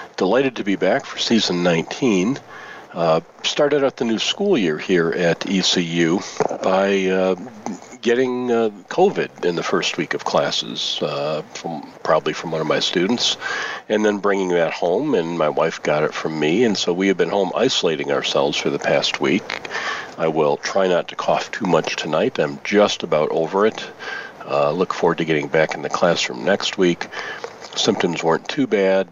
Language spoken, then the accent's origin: English; Michigan, United States; as a native Michigander